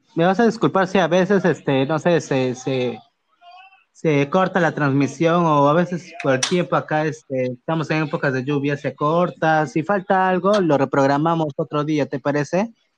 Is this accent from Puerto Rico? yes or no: no; Pucallpa, Ucayali, Peru; yo soy de Pucallpa